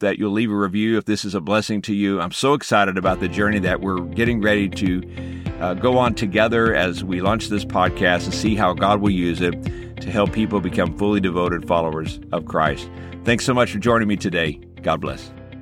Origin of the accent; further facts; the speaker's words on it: Texas, United States; moved away; also born or lived in Los Angeles; Growing up in the state of Texas